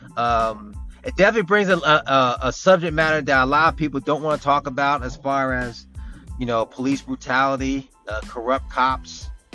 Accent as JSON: {"language": "English", "region": "New Jersey", "country": "United States", "said": "I'm from South Jersey."}